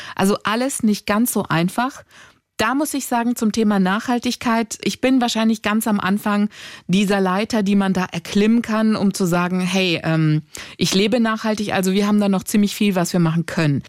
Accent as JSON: {"language": "German", "country": "Greece", "said": "ich bin Griechin"}